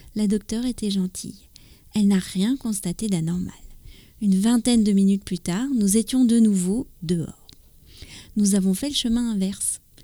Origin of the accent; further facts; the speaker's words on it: France; also born or lived in near Paris; je suis française, j'habite près de Paris